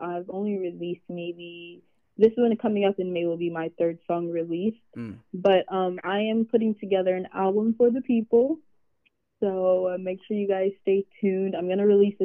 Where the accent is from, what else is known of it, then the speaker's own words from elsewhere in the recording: Virginia, United States; I am from Virginia